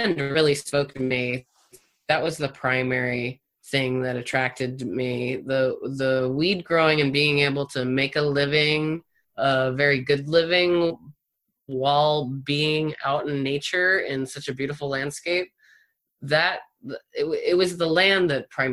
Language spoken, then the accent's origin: English; East Coast, United States; moved away as an adult; also born or lived in Florida / Seattle, Washington; now in Humboldt County, United States; I was born on the East Coast, very far away from Humboldt County. And I kind of have a different story than many people here in that, because I grew up on the East Coast